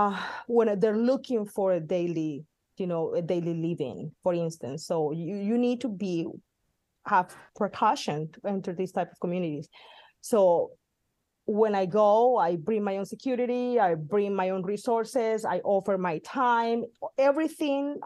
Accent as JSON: {"language": "English", "country": "Colombia", "also_born_or_lived": "Midwest, United States", "moved": "yes", "lives_now": "California, United States", "said": "the foundation in my home country"}